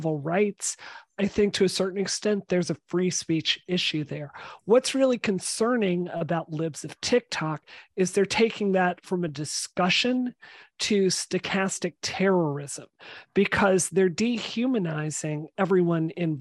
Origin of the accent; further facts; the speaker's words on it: Mississippi, United States; now in Massachusetts, United States; I grew up in Mississippi.